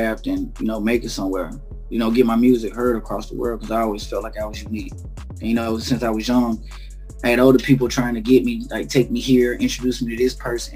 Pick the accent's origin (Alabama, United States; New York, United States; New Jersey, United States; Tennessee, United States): Alabama, United States; now in Dayton, United States; I was from Alabama